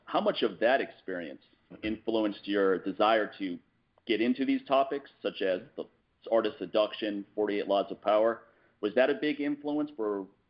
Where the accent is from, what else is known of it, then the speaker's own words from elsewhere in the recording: Washington, District of Columbia, United States; now in Los Angeles, United States; I'm coming from the East Coast, Washington, D.C., where everyone's upfront and, frankly, super rude.